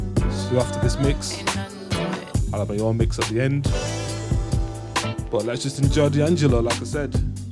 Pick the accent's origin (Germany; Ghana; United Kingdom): United Kingdom; Leeds, Yorkshire and the Humber; all the way from Leeds, my hometown.